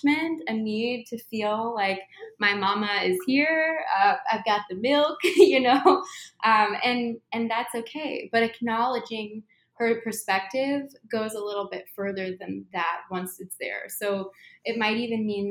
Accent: Midwest, United States; I'm from the Midwest

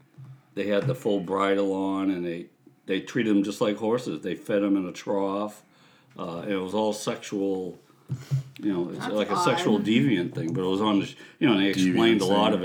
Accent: Georgia, United States; I'm a dipshit from Georgia.

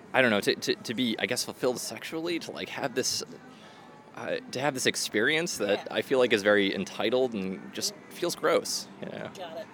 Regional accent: Worcester, Massachusetts, United States; now in Boston, United States; my hometown

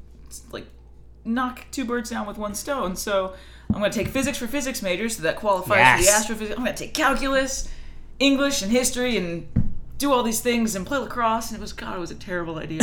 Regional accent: Arlington, Virginia, United States; I actually grew up in Arlington

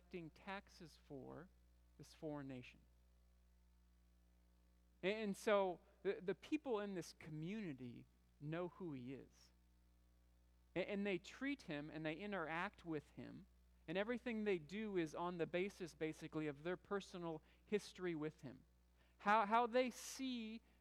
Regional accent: Michigan, United States; moved away as an adult; also born or lived in Bucharest, Romania / Missouri; I grew up in Michigan, and I grew up in a town of 30,000

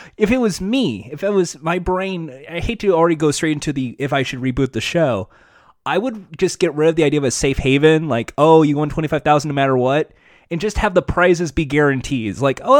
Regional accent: Winnipeg, Manitoba, Canada; Go back to Toronto. I'm from Winnipeg.

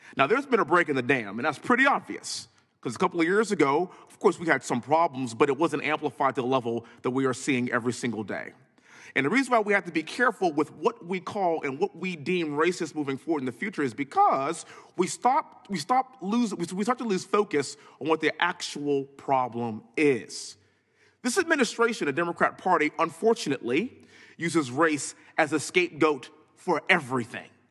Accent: Texas, United States; born and raised in Texas, living in Houston

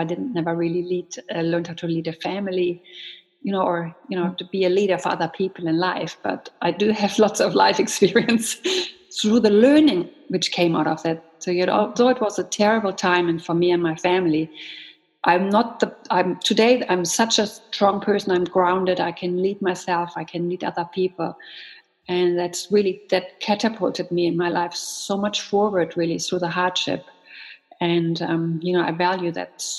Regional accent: Germany; moved away as an adult; now in Canada; I grew up in Germany.

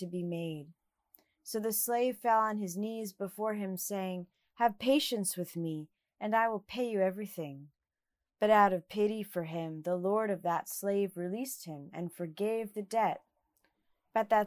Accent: New Jersey, United States; I was a teenager growing up in the Evangelical Church in New Jersey

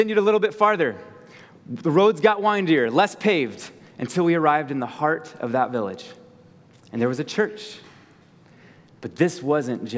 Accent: Virginia, United States; moved away as an adult; now in Colorado, United States; I grew up in the beautiful state of Virginia, just to the east of you.

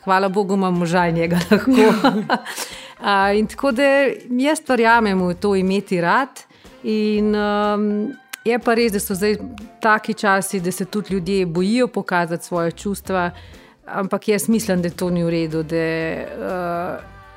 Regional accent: Bistrica pri Tržiču, Upper Carniola, Slovenia; moved away as an adult; sem iz Bistrice pri Tržiču

